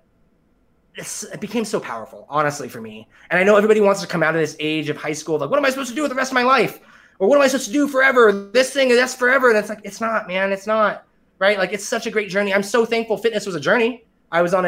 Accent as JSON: {"language": "English", "town": "Kelso", "region": "Washington", "country": "United States", "tie": "born or raised there", "also_born_or_lived": "Korea", "moved": "as an adult", "lives_now": "Austin, United States", "said": "back home in my hometown Kelso"}